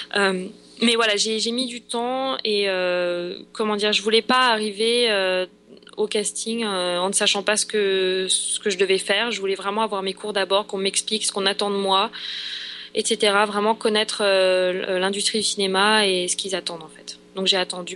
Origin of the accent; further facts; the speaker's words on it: France; moved away as an adult; now in Los Angeles, United States; je suis de, je suis de France